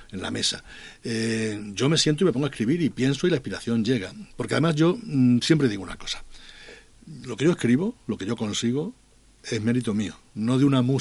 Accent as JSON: {"language": "Spanish", "town": "Almendralejo", "region": "Extremadura", "country": "Spain", "moved": "yes", "said": "Almendralejo es mi pueblo"}